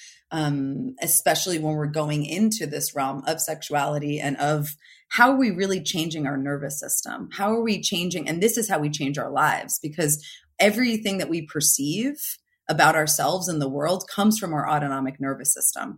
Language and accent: English; New Jersey, United States; now in California, United States; I'm from New Jersey originally. I live in California now